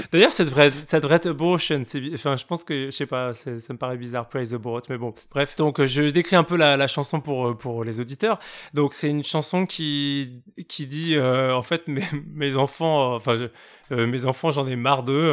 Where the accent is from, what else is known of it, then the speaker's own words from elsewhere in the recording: Douai, Hauts-de-France, France; ma ville natale, Douai